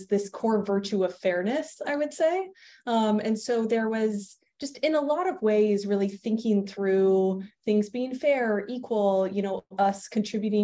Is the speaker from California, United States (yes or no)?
yes; East Bay, Bay Area, California, United States; also born or lived in Massachusetts / Georgia; now in Seattle, United States; I grew up in the Bay Area, in the East Bay.